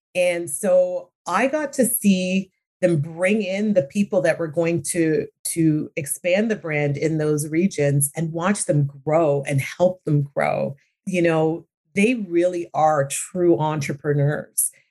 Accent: Brantford, Ontario, Canada; also born or lived in London, England; I grew up in small town Ontario. I grew up in Brantford.

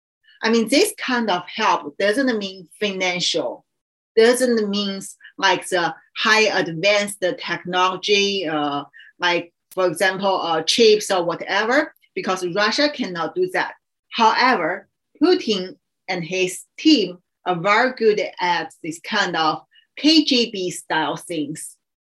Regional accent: Qingdao, Shandong, China; English is a second language; moved away; my hometown Qingdao.

